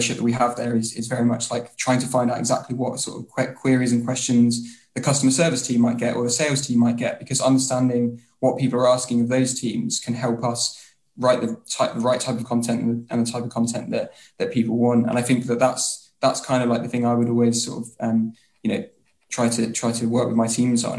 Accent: Bury St Edmunds, East of England, United Kingdom; also born or lived in London; now in Portsmouth, United Kingdom; originally I'm from a lovely little place called Bury St Edmunds, but currently I've just recently moved out of London and I'm now living in Portsmouth.

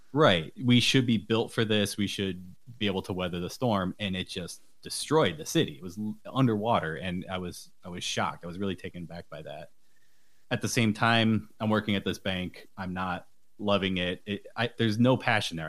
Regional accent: Buffalo, New York, United States; I'm from Buffalo, New York

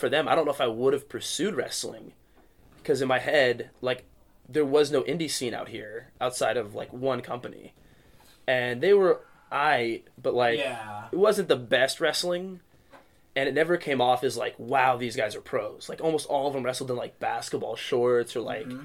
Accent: Tacoma, Washington, United States; born or raised there; also born or lived in Chicago, Illinois

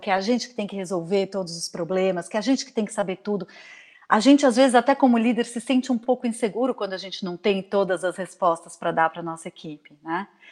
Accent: Brazil; moved away as an adult; also born or lived in Maui, Hawaii / São Paulo, Brazil; now in Vancouver, Canada; eu saí do Brasil para passar um ano fora e acabei ficando por oito anos uhum. fora do Brasil.

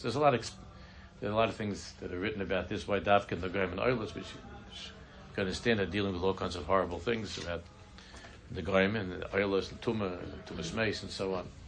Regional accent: New York City, New York, United States; I'm from Queens

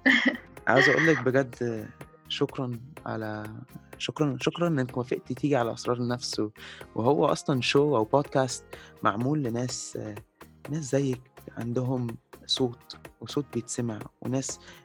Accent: Egypt; احنا كمصريين يعني احنا كمصريين

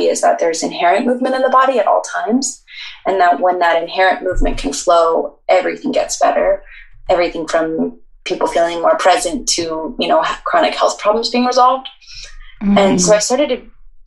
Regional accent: Boulder, Colorado, United States; I lived in Boulder my whole life

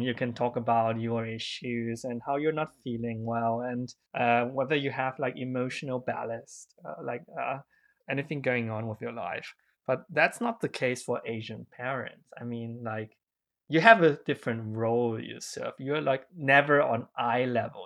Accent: Germany; English is a second language; I grew up in Germany

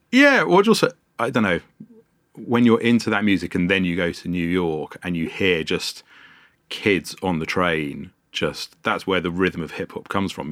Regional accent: London, United Kingdom; I grew up in Wembley, North London

